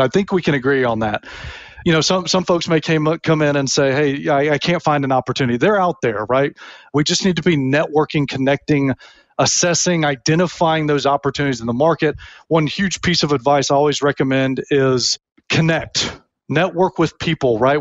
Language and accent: English; Tennessee, United States; moved away as an adult; also born or lived in Memphis, Tennessee / Alabama; now in Florida, United States; Born in Memphis, grew up a Vanderbilt fan, not University of Tennessee, which is weird for some people. Yet my alma mater is Auburn. So I grew up in Tennessee, went to college in Alabama, and now I'm a Floridian